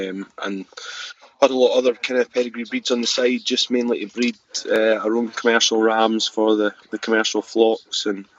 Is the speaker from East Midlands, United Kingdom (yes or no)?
no; Fife, Scotland, United Kingdom; also born or lived in Biggar, Lanarkshire; I was born in Lone Head Farm near Lavington at Bigger, and then we moved up to Llandifferin Farm in Fife when I was five